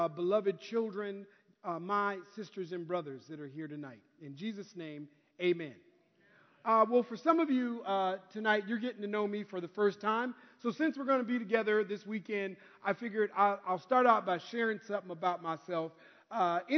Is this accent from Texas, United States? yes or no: no; Minneapolis, Minnesota, United States; now in California, United States; I'm originally from Minneapolis, Minnesota. But because of the winters, I now live in California. But when I was a kid growing up in Minneapolis